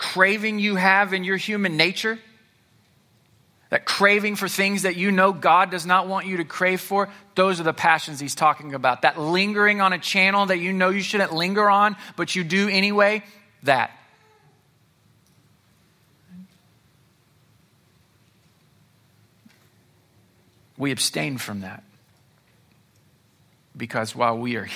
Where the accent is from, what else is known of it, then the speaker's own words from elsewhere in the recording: United States; I'm from the United States